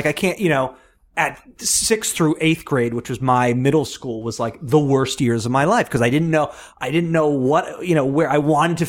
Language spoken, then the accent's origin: English; Long Island, New York, United States; I grew up on Long Island